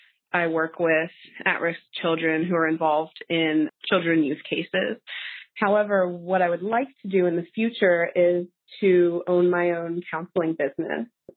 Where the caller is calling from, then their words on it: Harrisburg, Pennsylvania, United States; I'm from Harrisburg, Pennsylvania, and I have a career conundrum.